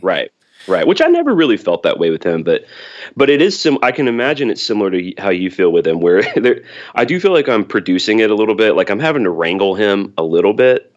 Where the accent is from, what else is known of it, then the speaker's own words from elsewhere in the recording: Birmingham, Alabama, United States; I'm from Birmingham, Alabama